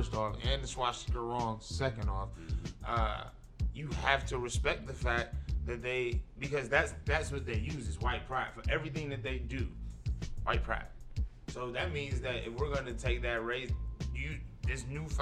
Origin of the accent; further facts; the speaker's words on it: Detroit, Michigan, United States; we grew up in Detroit in the '80s and the '90s